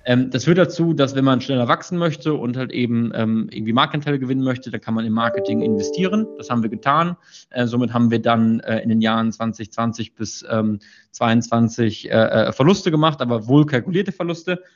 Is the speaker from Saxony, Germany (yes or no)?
no; Münsterland, North Rhine-Westphalia, Germany; ich komme aus Münsterland